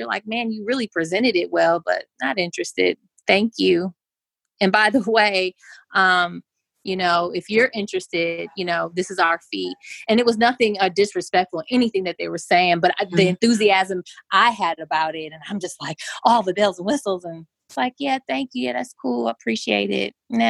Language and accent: English; Wisconsin, United States; You know, I'm from Wisconsin. We do custard here.